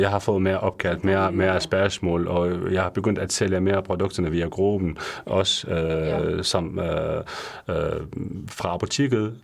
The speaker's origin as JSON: {"language": "Danish", "country": "Syria", "second_language": "Danish", "moved": "as an adult", "lives_now": "Denmark", "said": "Jeg kommer fra Syrien øh, i 2015, øhm, hvor jeg bliver, øh, jeg bliver uddannet som farmaceut i Syrien"}